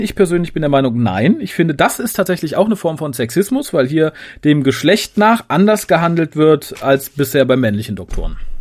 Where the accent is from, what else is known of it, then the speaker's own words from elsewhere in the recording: Düsseldorf, North Rhine-Westphalia, Germany; ich bin tatsächlich als Düsseldorfer